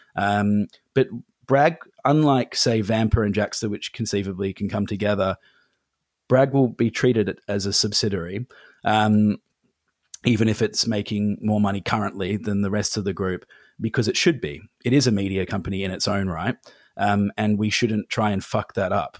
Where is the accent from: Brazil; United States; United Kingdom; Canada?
United Kingdom; England; now in Australia; I'm from England. I don't know if you can hear it in my voice, but I went back to London